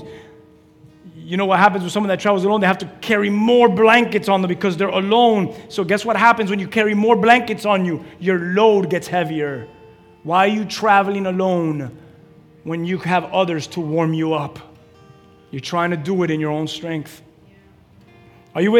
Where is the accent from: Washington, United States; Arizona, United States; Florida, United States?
Florida, United States; Key West; I'm from Key West.